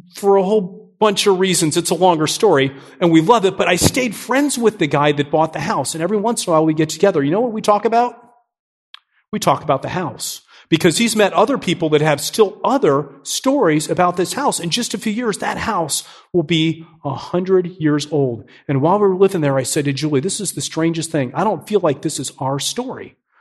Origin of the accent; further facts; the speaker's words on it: New Port Richey, Florida, United States; moved away as an adult; also born or lived in Miami, Florida; now in Nashville, United States; I'm a Florida guy. I grew up in Newport Richey. It's this small town just north of Tampa